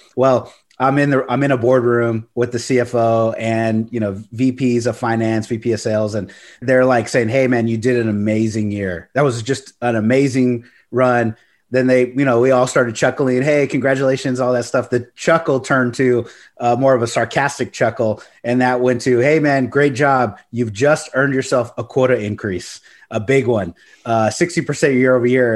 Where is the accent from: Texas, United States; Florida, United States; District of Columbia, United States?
Texas, United States; Corpus Christi; now in San Antonio, United States; I grew up in Corpus Christi